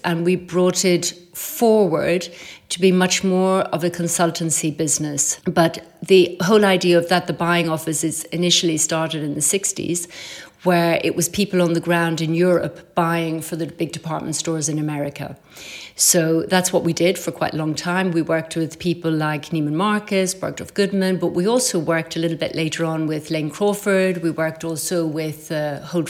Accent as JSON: {"language": "English", "country": "Ireland", "tie": "born or raised there", "moved": "as an adult", "lives_now": "Paris, France", "said": "growing up in Ireland in the countryside"}